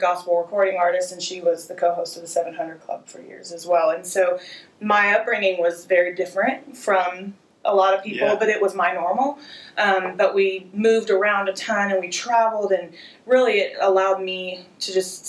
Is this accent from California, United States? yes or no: yes; Santa Rosa, California, United States; born there; also born or lived in Florida; So, I was born in Santa Rosa, California. Okay. I spent most of my life in California, in Florida. We moved many, many, many times as a child.